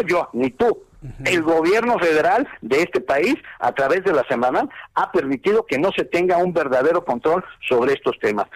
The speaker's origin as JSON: {"language": "Spanish", "country": "Mexico"}